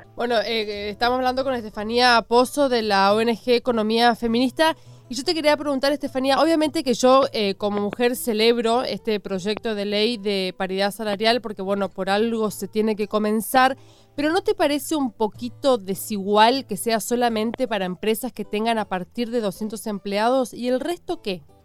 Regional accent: Chaco, Argentina; yo también soy de Chaco.

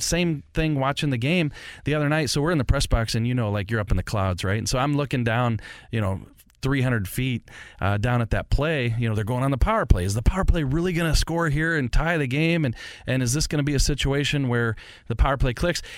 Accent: St. Louis, Missouri, United States; I grew up in Saint Louis. I'm a lifelong Saint Louis and forty-eight years old

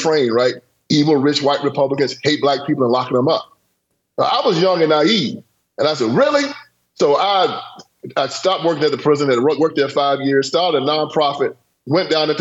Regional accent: Haywood County, Tennessee, United States; I was born on a cotton plantation in Haywood County, Tennessee

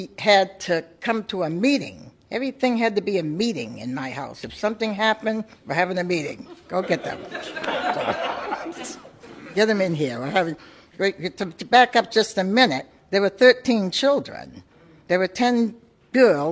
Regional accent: Portsmouth, New Hampshire, United States; growing up in New England and Portsmouth, being born and raised here

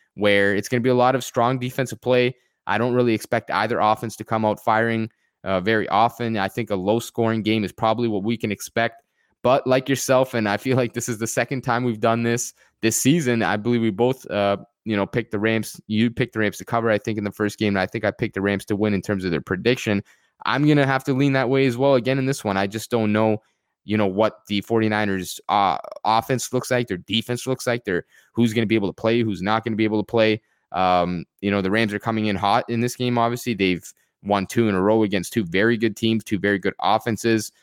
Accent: Canada; I am personally a Canadian

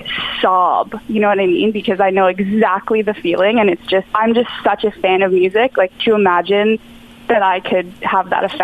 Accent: Ottawa, Ontario, Canada; in my hometown

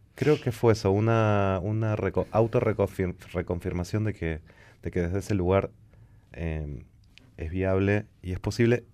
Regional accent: La Plata, Buenos Aires Province, Argentina; Yo soy nacido en La Plata y vivo entre dos capitales.

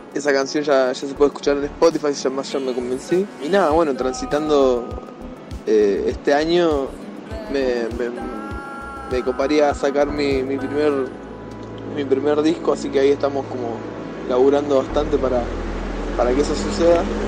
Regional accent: Victorica, La Pampa, Argentina; músico productor pampeano

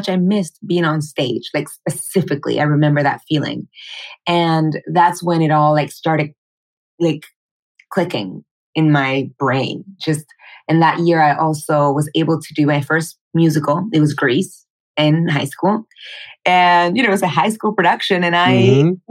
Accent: Panama; moved away as an adult; now in New York, United States; I was born and raised in Panama. I actually moved here to New York 8 years ago to study musical theater and acting for film.

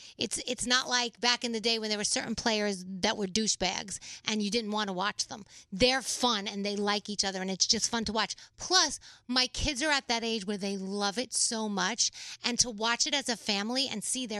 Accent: New York City, New York, United States; Growing up in the Bronx

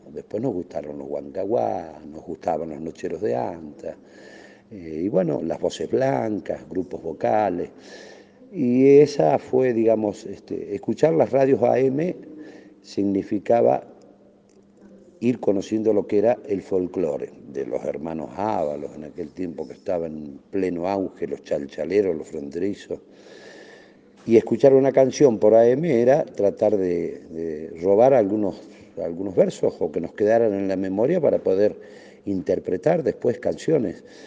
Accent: La Pampa, Argentina; en nuestra provincia

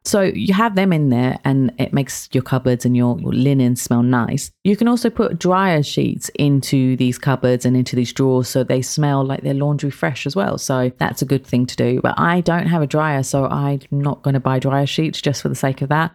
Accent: London, United Kingdom; moved away as an adult; also born or lived in Kent; now in United Arab Emirates; I'm from London, like, from Kent as well

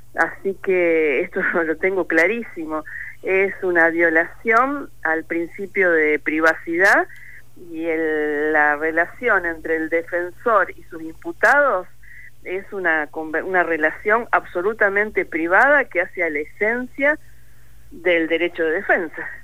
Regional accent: Rosario, Santa Fe, Argentina; Soy rosarina y soy santafesina

